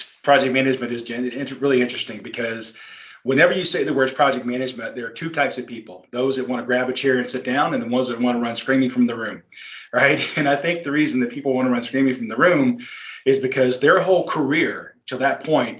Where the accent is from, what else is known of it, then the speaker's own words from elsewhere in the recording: South Carolina, United States; moved away as an adult; I grew up in South Carolina and then joined the Navy right out of high school, spent 6 years in the Navy.